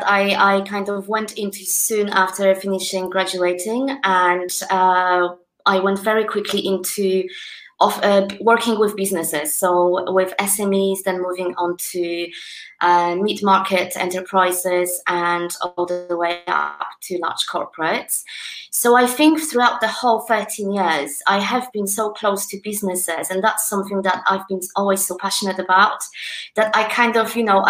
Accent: Poland; English is a second language; now in United Kingdom; Poland, my home country

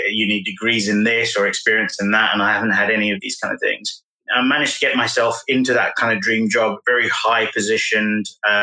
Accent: London, United Kingdom; born and bred in London

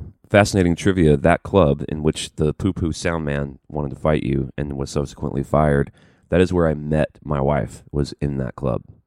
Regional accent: Birmingham, Alabama, United States; moved away; I'm from Birmingham

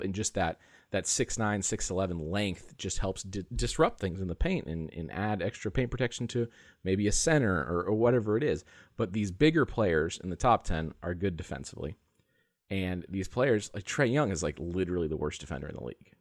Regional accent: San Diego, California, United States; I grew up in San Diego

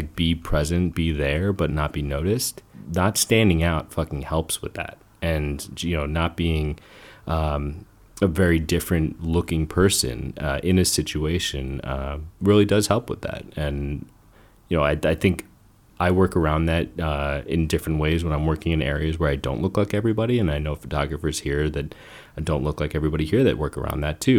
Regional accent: New Jersey, United States; born there; I was born in Jersey.

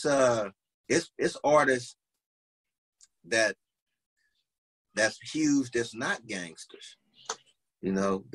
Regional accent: Long Beach, California, United States; also born or lived in Compton; I'm from Long Beach. But I was born and raised around this shit

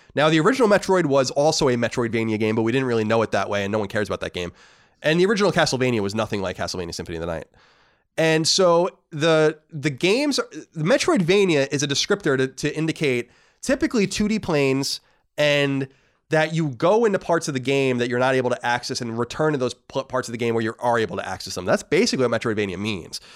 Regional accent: Long Island, New York, United States; my hometown on Long Island

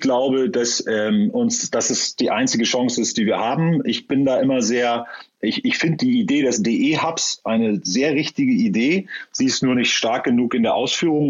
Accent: Northern Germany, Germany; also born or lived in Hamburg; Ich äh, selber bin ja Norddeutscher, äh, weiß nicht, ob man das hört

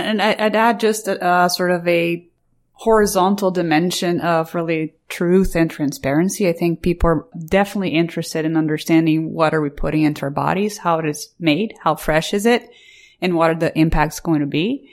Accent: Brazil; moved away; I, I grew up in Brazil

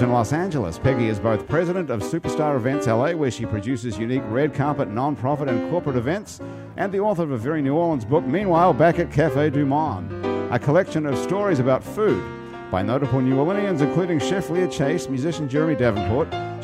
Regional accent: New Zealand; moved away; I'm from New Zealand

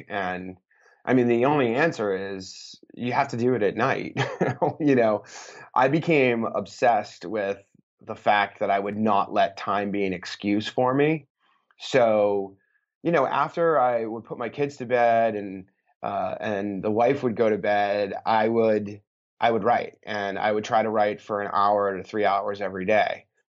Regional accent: Boston, Massachusetts, United States; I'm from Boston

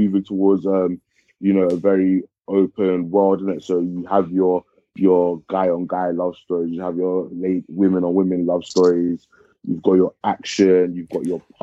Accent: Ghana; moved away; I am from Ghana originally

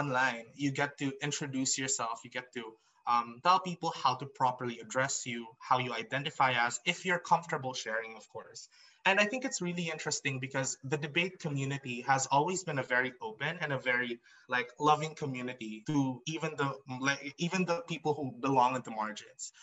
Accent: Iloilo City, Western Visayas, Philippines; now in Mindanao, Philippines; I was born in Iloilo. So I grew up in the Visayas circuit

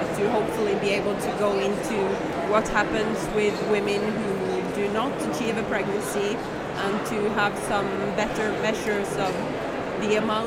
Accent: Norway; I'm from Norway

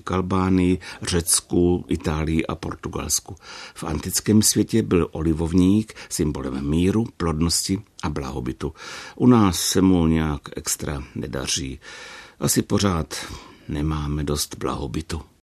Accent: Brno, South Moravian Region, Czechia; u nás v Brně

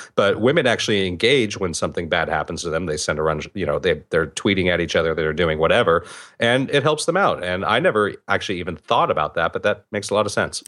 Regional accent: California, United States; even I do it as a Californian.

